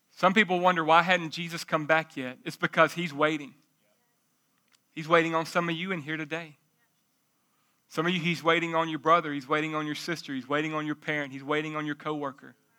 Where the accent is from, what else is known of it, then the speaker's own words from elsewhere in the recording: Jacksonville, United States; I'm from Jacksonville, but it ain't that bad